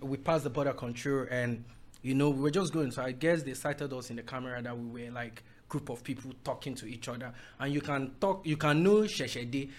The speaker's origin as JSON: {"language": "English", "town": "Owo", "region": "Ondo", "country": "Nigeria", "said": "I'm from Owo in Ondo State"}